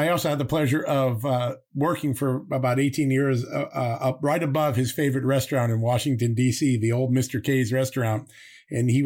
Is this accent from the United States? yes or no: no; Ireland; speaking as an Irishman